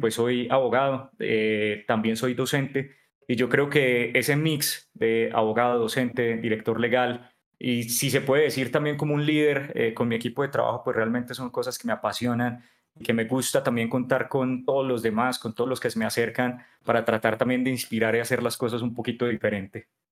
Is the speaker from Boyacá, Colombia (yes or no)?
no; Pereira, Risaralda, Colombia; moved away as an adult; also born or lived in Cartagena; now in Bogotá, Colombia; soy pereirano, pues ya llevo viviendo acá en Bogotá más de 10 años, mi segunda casa